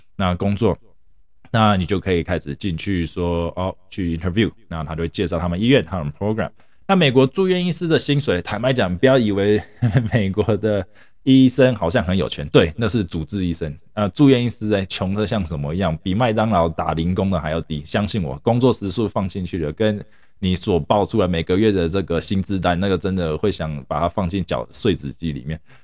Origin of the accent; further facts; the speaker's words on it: Taiwan; now in United States; 我是，本身是从台湾来的